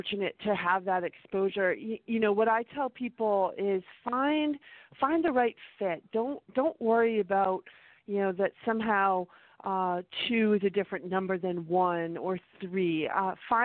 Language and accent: English; Middlebury, Vermont, United States; moved away; also born or lived in Orono, Maine; I grew up in Middlebury, so I'm a small town Vermont